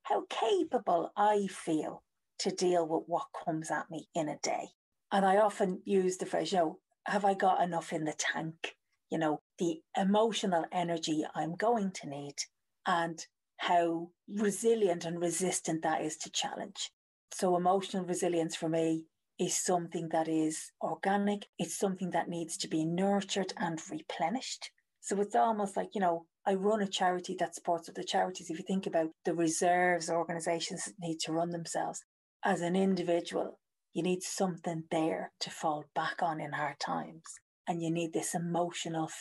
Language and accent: English; Ireland; now in United Kingdom; I'm Irish. I live in the UK now.